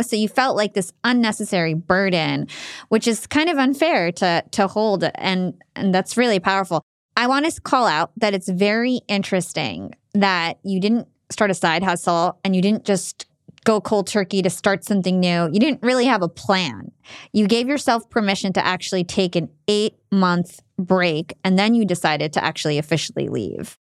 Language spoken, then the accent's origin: English; New Jersey, United States; to the Arab community, even in New Jersey, I felt like I was too American to fit